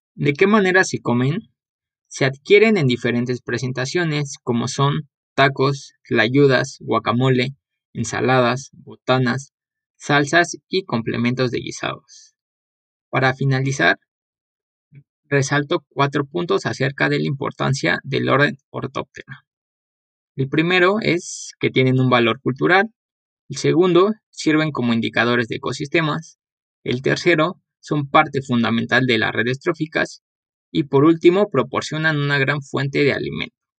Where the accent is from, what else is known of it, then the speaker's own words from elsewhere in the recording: Mexico; como buenos mexicanos, hemos aprendido